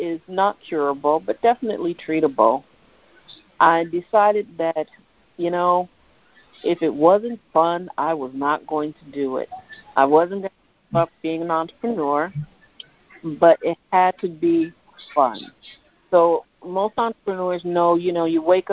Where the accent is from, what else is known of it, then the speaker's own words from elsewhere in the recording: Midwest, United States; I'm from Midwest